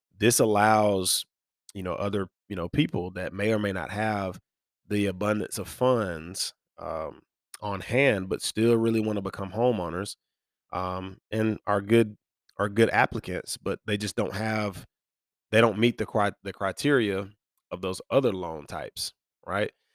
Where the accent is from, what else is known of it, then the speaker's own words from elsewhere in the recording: near Birmingham, Alabama, United States; So I grew up near Birmingham, Alabama, which is the bigger metro, um, in the central region of Alabama where I'm from